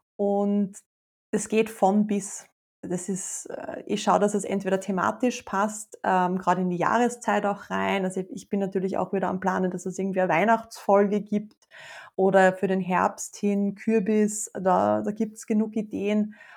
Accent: Austria; ich habe eine riesengroße Leidenschaft für meine Heimat schon immer

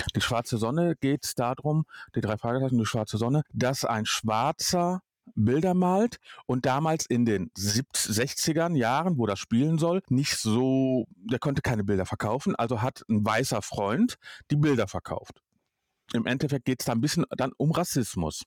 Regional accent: Duisburg, North Rhine-Westphalia, Germany; ich bin in Duisburg groß geworden

